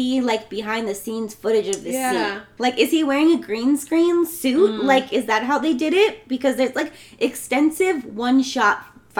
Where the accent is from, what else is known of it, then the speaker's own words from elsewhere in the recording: California, United States; I'm from California. We don't have attics.